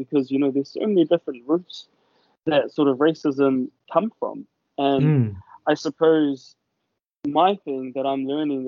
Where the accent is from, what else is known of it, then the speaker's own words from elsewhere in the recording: New Zealand; as a Pacific Islander myself, you know, growing up in New Zealand